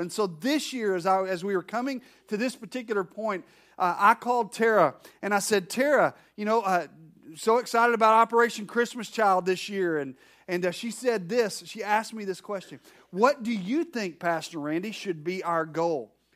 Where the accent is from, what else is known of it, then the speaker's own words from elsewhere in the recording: Arkansas, United States; I'm from Arkansas